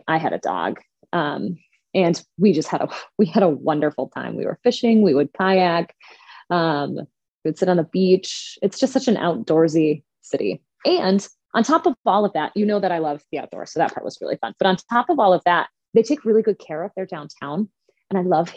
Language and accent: English; Highland, Wisconsin, United States; also born or lived in La Crosse, Wisconsin; now in Madison, United States; my hometown of Highland is about an hour from Madison